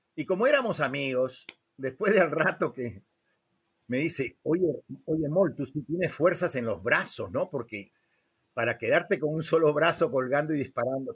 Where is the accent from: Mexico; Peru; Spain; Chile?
Peru; Lima; moved away as an adult; also born or lived in Venezuela / Miami, United States; de Lima, Perú.